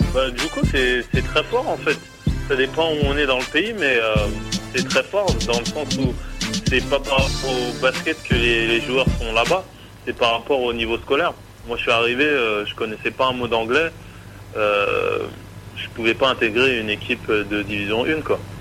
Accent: Yvelines, Île-de-France, France; moved away; also born or lived in Épinal / Orléans; je suis des Yvelines, euh, j'ai commencé le basket dans les Yvelines

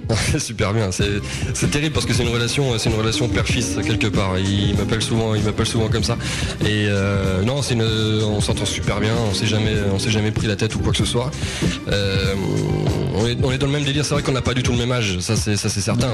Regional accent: Ardennes, Grand Est, France; dans les Ardennes, ce sera chez moi, dans, ma région natale

